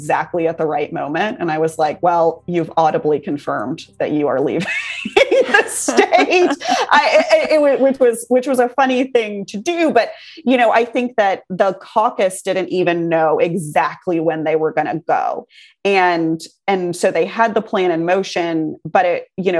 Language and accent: English; Texas, United States; I grew up in Texas. I love this state. I live here now.